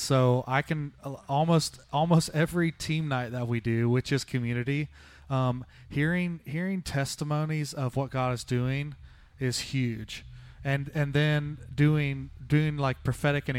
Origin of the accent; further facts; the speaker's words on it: the South, United States; moved away; I grew up in the South